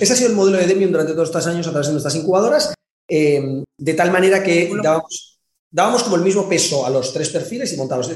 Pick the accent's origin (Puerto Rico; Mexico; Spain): Spain; Madrid, Community of Madrid; moved away as an adult; also born or lived in China; now in Valencia, Spain; Me vine a vivir a Valencia, eh, porque yo soy de Madrid